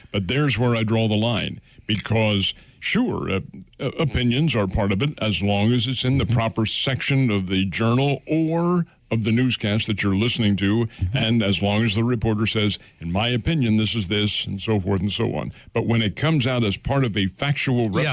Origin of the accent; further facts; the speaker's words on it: the East, United States; now in Ozarks, United States; I am from the East. I was raised there.